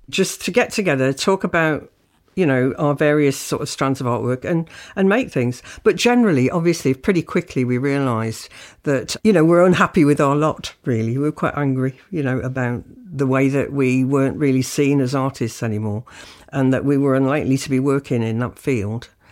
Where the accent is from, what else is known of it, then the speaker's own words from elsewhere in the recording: South Shields, North East England, United Kingdom; moved away as an adult; also born or lived in Birmingham / Leeds; I'm from South Shields in the North East